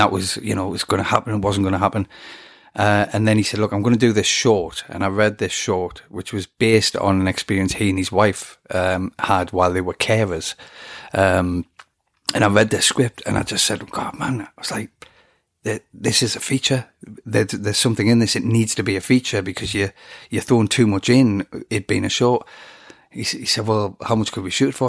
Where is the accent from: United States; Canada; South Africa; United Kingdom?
United Kingdom; England; I'm an Englishman